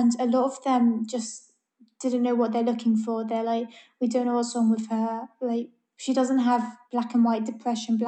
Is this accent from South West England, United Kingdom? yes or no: no; London, United Kingdom; I'm from London. I've lived here my whole life